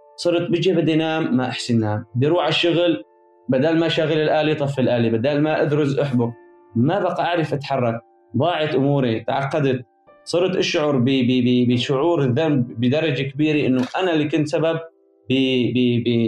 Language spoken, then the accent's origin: Arabic; Aleppo Governorate, Syria; moved away as an adult; انا طفولتي بعيش بالريف الجنوبي كنت لمدينه حلب